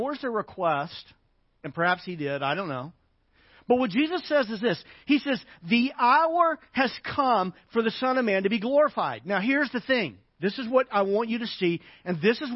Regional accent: Arkansas, United States; moved away; I grew up in Arkansas

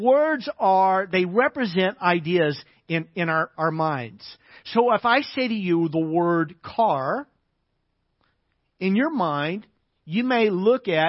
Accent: United States; I'm an American.

